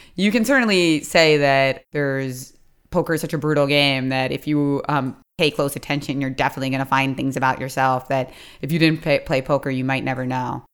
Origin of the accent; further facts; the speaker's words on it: Philadelphia, Pennsylvania, United States; accent: Philadelphia; my crazy Philadelphia mispronunciations